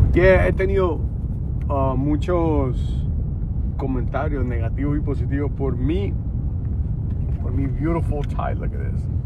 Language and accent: Spanish; Honduras; now in United States; suficientemente hondureño para criticar Honduras.